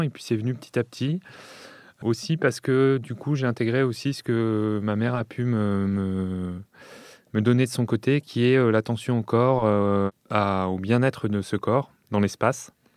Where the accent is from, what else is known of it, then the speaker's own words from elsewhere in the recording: Lyon, Auvergne-Rhône-Alpes, France; j'ai grandi euh, à Lyon.